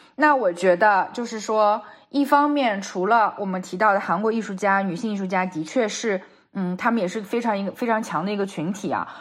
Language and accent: Chinese; China; moved away as an adult; now in New York, United States; 像我们是从小在国内长大的，然后只是出去留学而已